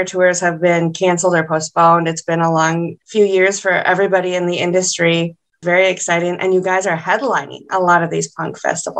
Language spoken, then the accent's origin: English; Minnesota, United States; I'm from Minnesota